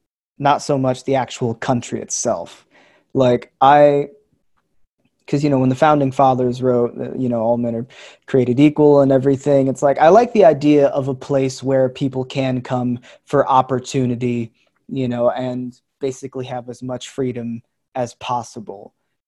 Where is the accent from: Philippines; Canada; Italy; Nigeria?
Philippines; born there; But, you know, I was born in the Philippines.